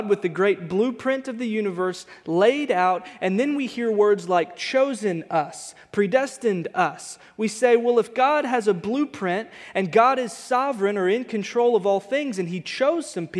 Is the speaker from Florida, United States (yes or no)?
no; Texas, United States; moved away; We grew up in Texas with a bunch of Hispanic friends